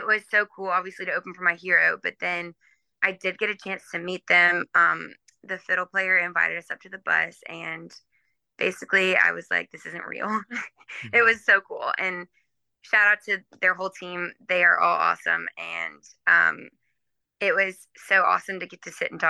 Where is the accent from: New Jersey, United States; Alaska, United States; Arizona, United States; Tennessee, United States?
Tennessee, United States; Nashville; I grew up in Nashville